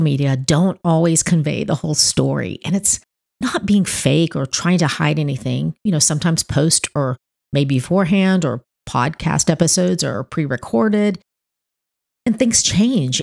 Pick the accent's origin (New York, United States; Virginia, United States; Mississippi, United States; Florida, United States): Florida, United States; Miami; now in North Florida, United States; Miami where I was born